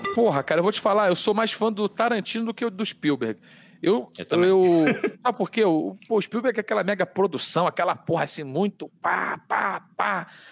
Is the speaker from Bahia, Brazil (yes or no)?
no; Rio de Janeiro, Brazil; born or raised there; accent: carioca; moved away as an adult; now in São Paulo, Brazil